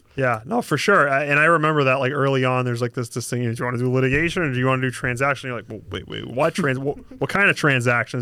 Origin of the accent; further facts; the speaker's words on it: Boston, Massachusetts, United States; accent: Boston; if the accent doesn't just completely give it away, I'm from Boston. Uh, my family's from Boston, you know, grew up in the, uh, sort of real estate construction industry.